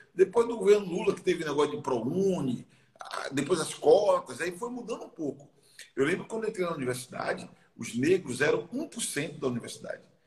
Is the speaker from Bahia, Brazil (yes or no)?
yes; Salvador, Bahia, Brazil; Eu nasci num bairro chamado Lobato, que é um bairro na linha do trem, lá em Salvador